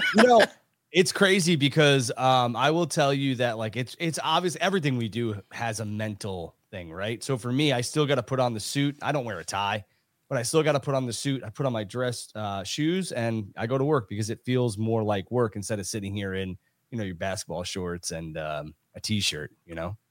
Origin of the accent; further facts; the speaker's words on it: New York, United States; I'm from New York